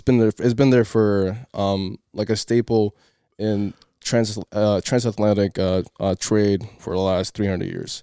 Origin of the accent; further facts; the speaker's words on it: Cape Verde; moved away; I started playing soccer in my home country, in Cape Verde.